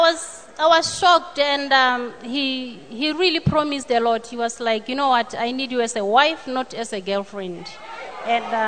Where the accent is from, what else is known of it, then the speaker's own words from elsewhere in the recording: Botswana; I'm from Botswana